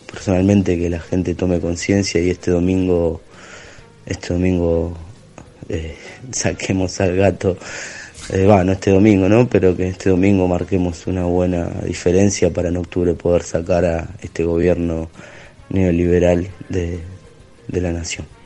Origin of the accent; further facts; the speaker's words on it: Gerli, Buenos Aires Province, Argentina; soy de Herli, Avellaneda.